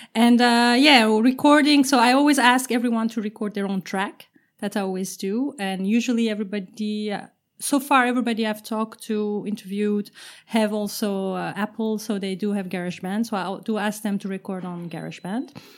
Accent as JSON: {"language": "English", "country": "Turkey", "moved": "yes", "lives_now": "Amsterdam, Netherlands", "said": "I'm based in Amsterdam. Uh, I'm originally from Turkey"}